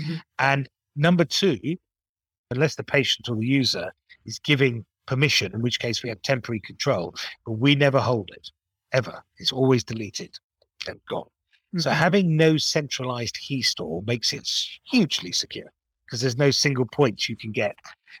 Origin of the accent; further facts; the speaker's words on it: Japan; born there; even though I used to be fluent in Japanese because I was born in Japan.